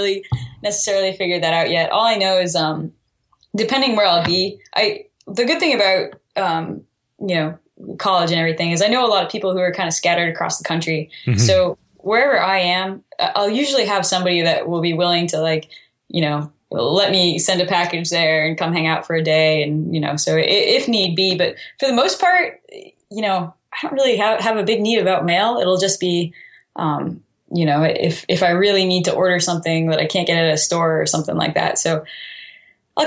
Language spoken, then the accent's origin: English; Plum Island, Massachusetts, United States; moved away as an adult; also born or lived in Hampton Beach, New Hampshire / Holderness, New Hampshire / Maine; now in Texas, United States; I'm from Plum Island, Massachusetts.